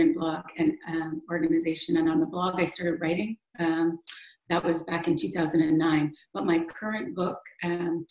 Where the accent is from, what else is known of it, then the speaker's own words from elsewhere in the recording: Western Canada, Canada; moved away; I grew up in Western Canada